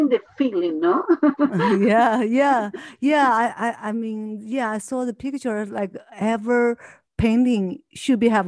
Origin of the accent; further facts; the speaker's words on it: Argentina; English is a second language; moved away as an adult; now in Los Angeles, United States; I'm from Argentina.